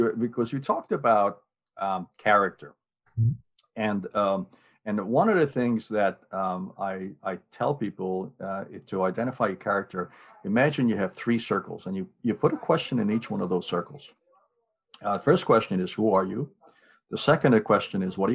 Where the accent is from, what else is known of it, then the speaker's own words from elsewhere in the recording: Hungary; moved away; as a small kid growing up in Hungary